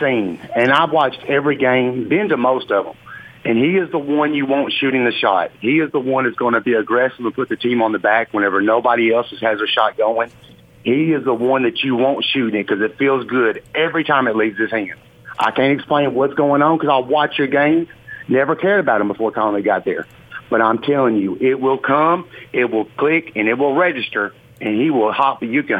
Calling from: Nashville, Tennessee, United States; accent: South accent; I'm calling from Nashville

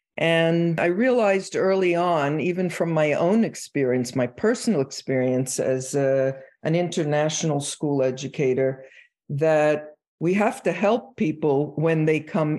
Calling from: Phoenix, Arizona, United States; I'm in sunny Phoenix, Arizona.

